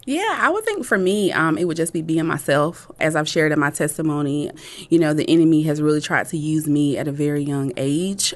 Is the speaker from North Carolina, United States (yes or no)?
yes; Rocky Mount, North Carolina, United States; Growing up in Nash County, um, if anybody is familiar with, uh, Rocky Mount, North Carolina, it is really a very small and rural, um, town